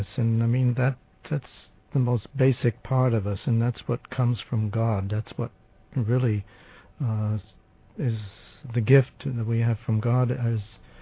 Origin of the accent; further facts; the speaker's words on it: United States; I'm just an American